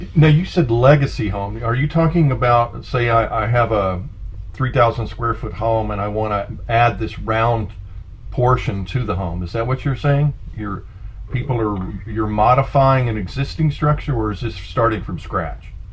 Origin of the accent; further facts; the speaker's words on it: San Francisco, California, United States; I'm from the West, I'm San Francisco back in the hippie days